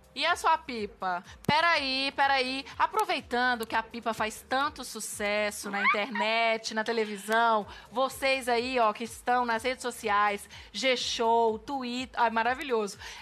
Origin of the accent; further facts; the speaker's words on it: interior of Minas Gerais, Brazil; lá na minha cidade também, que é interior de Minas